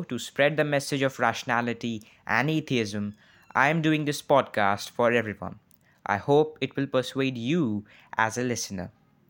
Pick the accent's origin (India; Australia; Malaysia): India; I come from India, a land of diverse and ritualistic cultures. I was a Hindu by birth, but a rationalist by my brain.